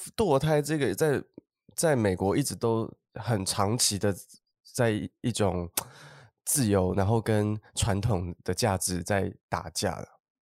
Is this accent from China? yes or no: no; Taiwan; 你看我们台湾人这么多